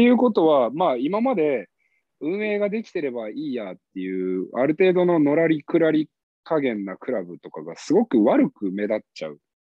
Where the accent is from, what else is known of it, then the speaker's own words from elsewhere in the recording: Mitaka, Tokyo, Japan; 僕、三鷹出身